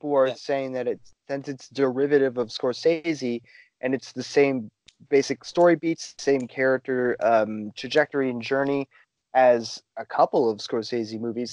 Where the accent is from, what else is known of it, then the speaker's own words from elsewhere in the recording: United States; we're American